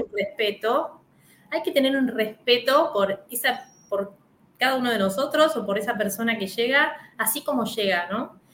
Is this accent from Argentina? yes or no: yes; Mercedes / Trenque Lauquen, Buenos Aires Province, Argentina; now in Buenos Aires, Argentina; la provincia de Buenos Aires, acá en Argentina, que es Mercedes y Trenquelauquen. Es mi ciudad natal